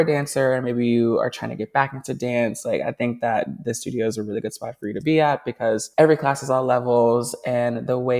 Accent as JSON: {"language": "English", "town": "Nashville", "region": "Tennessee", "country": "United States", "tie": "born or raised there", "moved": "yes", "lives_now": "New York, United States", "said": "I am from Nashville. That's how I know Honor. We went to school together. We grew up together"}